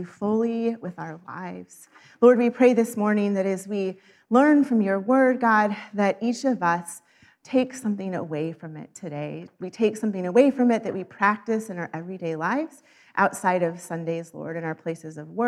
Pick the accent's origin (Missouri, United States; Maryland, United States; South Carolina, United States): Missouri, United States; moved away; also born or lived in Arizona; I grew up in Missouri, where daylight savings is practiced, but for 16 years lived in Arizona